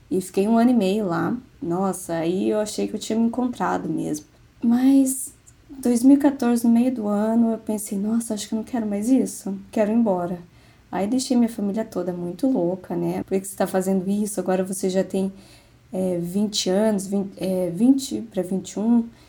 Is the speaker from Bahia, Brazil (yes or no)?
no; Curitiba, Paraná, Brazil; Eu sou de Curitiba, Paraná.